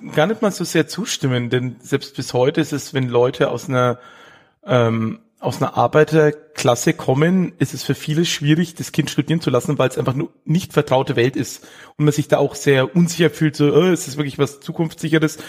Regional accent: Erlangen, Bavaria, Germany; ich bin in Erlangen geboren

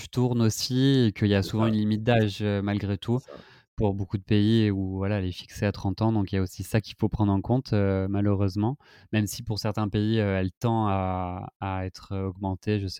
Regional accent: France; beaucoup de d'avantages aussi en tant que français.

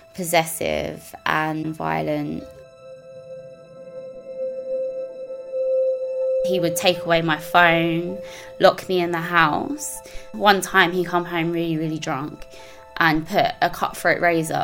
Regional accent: Croydon, London, United Kingdom; I was born in Croydon. I was raised by my mum in a single parent household.

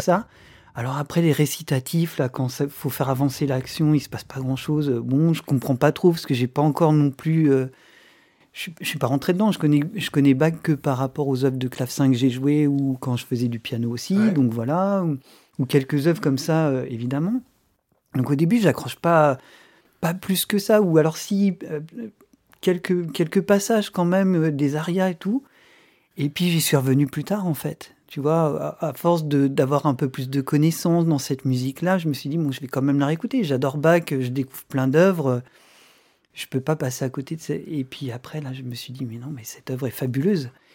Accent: France; en tant que Français

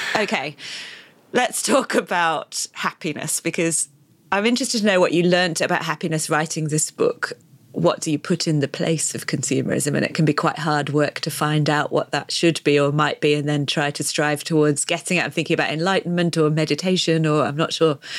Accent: the north of England, United Kingdom; I grew up in Britain

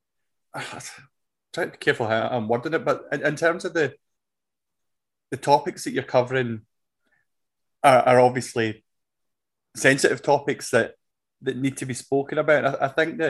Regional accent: Scotland, United Kingdom; ingrained in us as Scottish people as well, where we can be a wee bit kind of down on ourselves

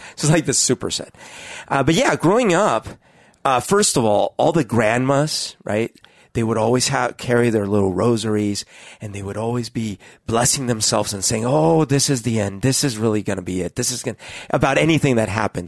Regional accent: Colombia; moved away; I grew up in Colombia

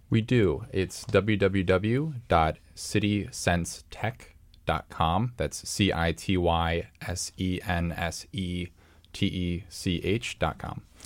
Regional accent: Columbus, Ohio, United States; moved away; my hometown, you know, Columbus, Ohio

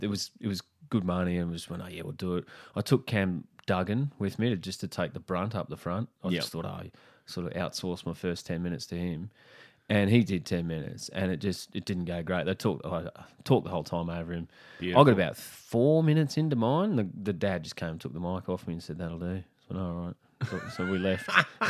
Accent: Brisbane, Queensland, Australia; I grew up in Brisbane.

